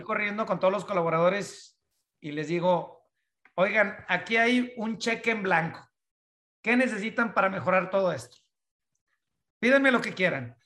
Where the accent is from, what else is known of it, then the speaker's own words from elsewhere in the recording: northern Mexico, Mexico; moved away; also born or lived in United States; nacido en México, crecido en, la, en la parte del norte de México